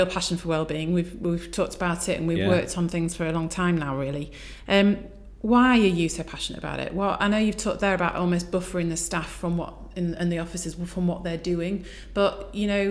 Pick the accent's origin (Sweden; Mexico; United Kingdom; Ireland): United Kingdom; being British